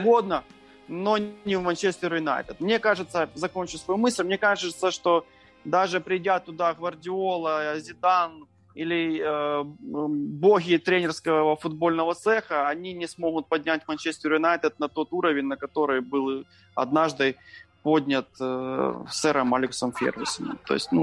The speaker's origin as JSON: {"language": "Russian", "town": "Chernihiv", "region": "Chernihiv Oblast", "country": "Ukraine", "said": "мы из Украины"}